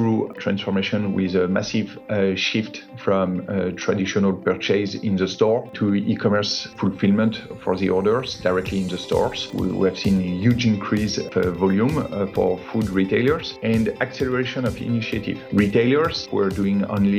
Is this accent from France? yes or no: yes; Paris suburbs, Île-de-France, France; I grew up in the Paris suburb, spent my entire education in the same school up to high school diploma